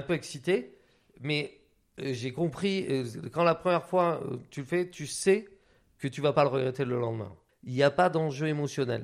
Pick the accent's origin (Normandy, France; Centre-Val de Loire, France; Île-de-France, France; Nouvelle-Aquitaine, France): Nouvelle-Aquitaine, France; Biarritz; moved away; also born or lived in Hautes-Pyrénées; j'ai grandi donc, à Biarritz